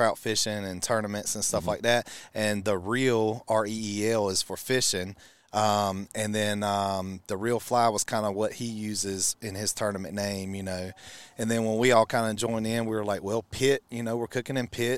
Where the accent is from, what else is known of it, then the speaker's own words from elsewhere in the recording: Walstonburg, North Carolina, United States; now in Greenville, United States; I am originally from Walsenburg, North Carolina